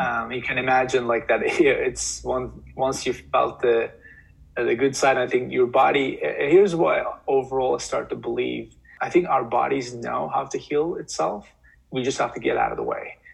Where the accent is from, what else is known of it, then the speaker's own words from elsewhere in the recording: Turkey; moved away as an adult; also born or lived in New York; now in United States; I moved to US from Turkey uh, when I was 18.